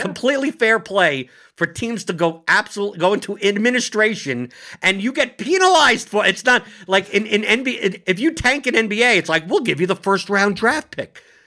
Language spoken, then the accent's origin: English; New York City, New York, United States; moved away; I come from New York City